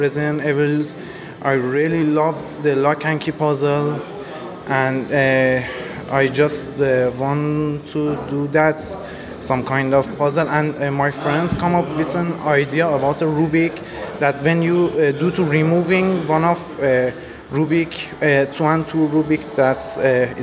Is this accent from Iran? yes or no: yes; Iran; from Iran